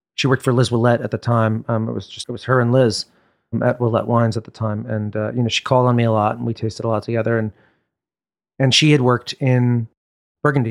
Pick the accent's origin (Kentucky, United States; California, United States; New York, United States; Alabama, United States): New York, United States; also born or lived in Upper West Side, Manhattan; I grew up in Brooklyn